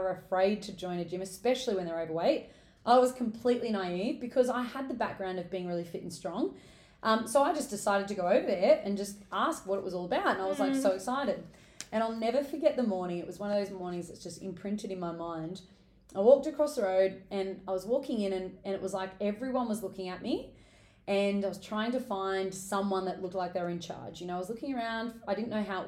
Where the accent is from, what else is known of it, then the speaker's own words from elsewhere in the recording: Newcastle, New South Wales, Australia; I'm originally from Newcastle, so I've moved away, come back, but I am a Novocastrian at heart